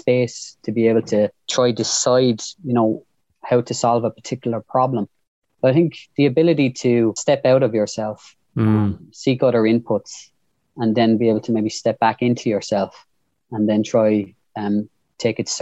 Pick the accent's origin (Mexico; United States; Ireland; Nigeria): Ireland; Waterford, Munster; born in the same place you were, Mark, Lismore Park. And then I was a Waterford man. Then I was Irish